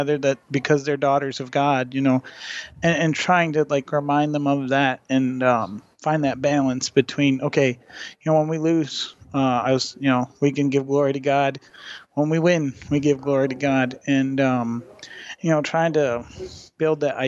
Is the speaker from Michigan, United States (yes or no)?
yes; Michigan, United States; I'm from Michigan.